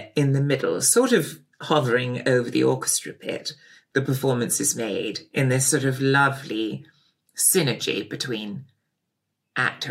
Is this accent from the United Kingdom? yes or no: yes; Pangbourne, South East England, United Kingdom; also born or lived in Bradfield; my parents moved to Pangbourne when I was about five from Bradfield College